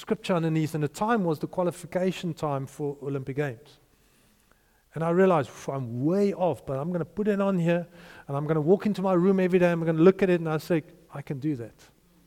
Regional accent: Potchefstroom, North West, South Africa; my hometown, in Potchefstroom.

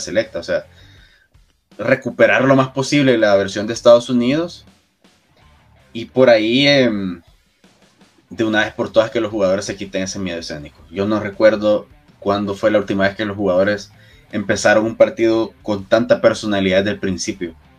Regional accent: El Salvador; como salvadoreños

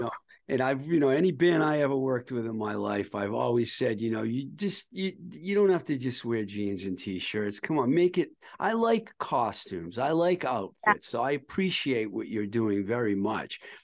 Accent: Boston area, Massachusetts, United States; moved away as an adult; also born or lived in Los Angeles, California; when i was a teenager growing up in the boston area

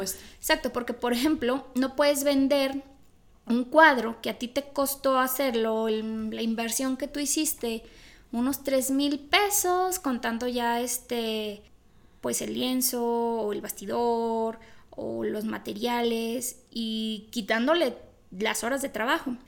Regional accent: Mexico; soy católica porque México es una sociedad católica

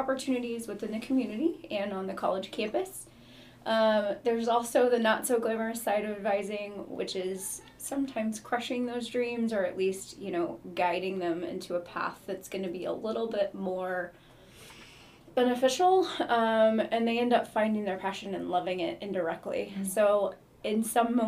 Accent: Oklahoma, United States; moved away as an adult; now in Missouri, United States; I'm from Oklahoma, born and raised, came to Missouri for college

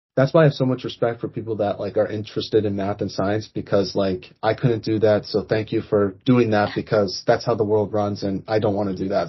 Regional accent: United States; I'm American

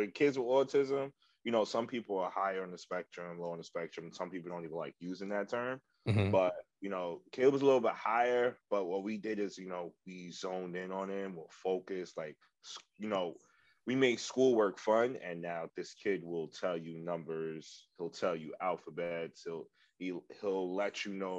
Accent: New York City, New York, United States; I'm born and raised in the Bronx

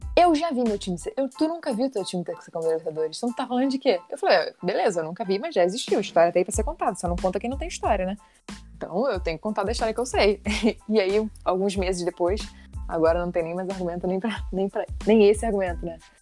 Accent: interior of Espírito Santo, Brazil; eu sou capixaba, né? Sou do interior do Espírito Santo

